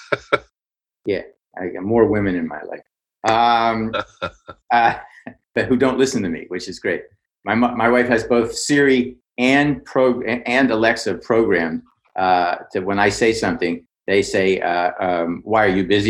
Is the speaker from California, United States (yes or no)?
no; Pittsburgh, Pennsylvania, United States; I grew up in Pittsburgh